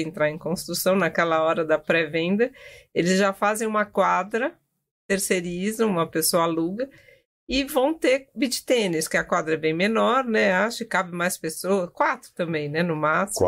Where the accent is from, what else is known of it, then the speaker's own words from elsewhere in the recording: São Paulo, Brazil; Eu sou de São Paulo, nasci aqui